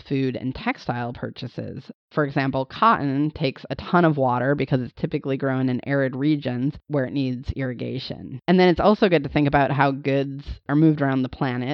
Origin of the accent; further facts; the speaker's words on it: Montana, United States; I grew up in Montana